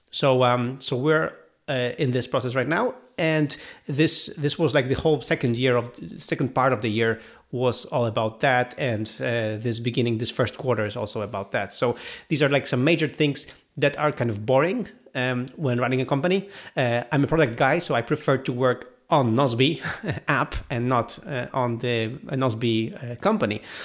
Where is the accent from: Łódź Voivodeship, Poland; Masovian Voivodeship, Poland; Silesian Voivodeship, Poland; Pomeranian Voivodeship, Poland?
Pomeranian Voivodeship, Poland; Gdynia; my hometown of Gdynia